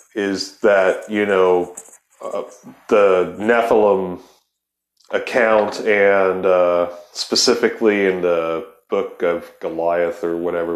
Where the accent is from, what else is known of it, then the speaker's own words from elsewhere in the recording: Ohio, United States; I'm from Ohio